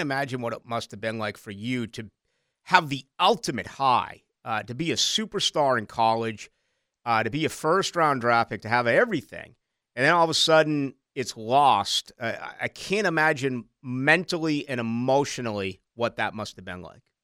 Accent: Boston, Massachusetts, United States; also born or lived in Chicago; now in Jacksonville, United States; my hometown in Boston

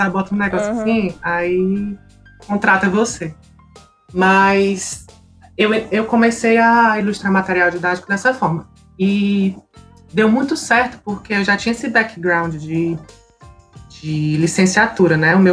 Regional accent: Fortaleza, Ceará, Brazil; Eu tenho 28 anos, sou de Fortaleza

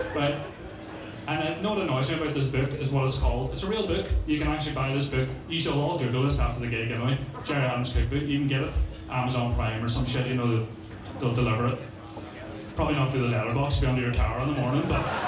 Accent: Strabane, Northern Ireland, United Kingdom; I know that doesn't really come across in this fucking accent of mine. I'm from Strabane, so this is what I sound like

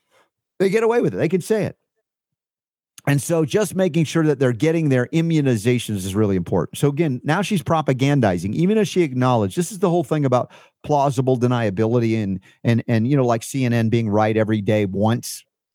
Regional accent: New York, United States; moved away; also born or lived in Florida / Georgia; I was a transplanted honorary Southerner from New York. We went to Florida, then we get into Georgia, and Coca-Cola is owned there.

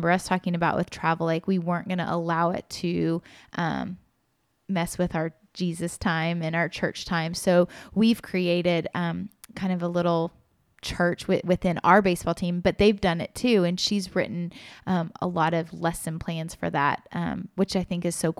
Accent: Kansas City, United States; I was born in Kansas City

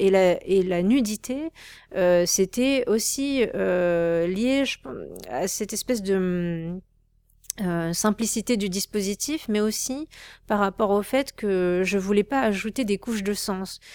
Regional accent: Créteil, Île-de-France, France; j'ai grandi avec ma mère qui qui m'a élevée seule, avec ma soeur et on vivait en banlieue parisienne, c'était vraiment pas joli, même si Créteil c'est une ville fleurie

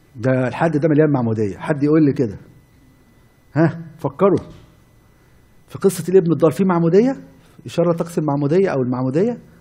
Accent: Cairo, Cairo Governorate, Egypt; عندنا في مصر قديمه

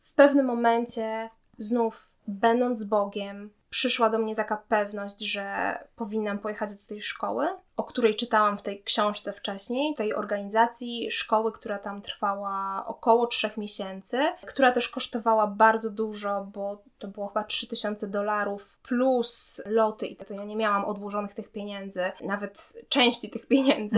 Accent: Poland; also born or lived in Łódź, Poland / Mozambique; ja jestem Polką, że ja mieszkam w Polsce, że to jest dom

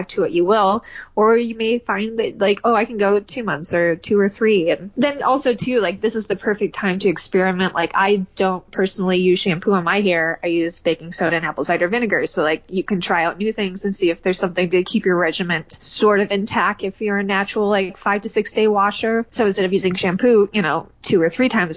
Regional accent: Detroit, Michigan, United States; moved away; also born or lived in Atlanta; I grew up in Detroit

